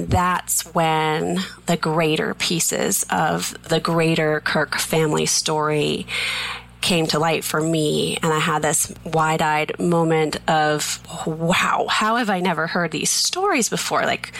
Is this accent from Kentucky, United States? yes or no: no; Plainville, Massachusetts, United States; We grew up in Massachusetts in a little tiny town called Plainville, just as big and as exciting as it sounds.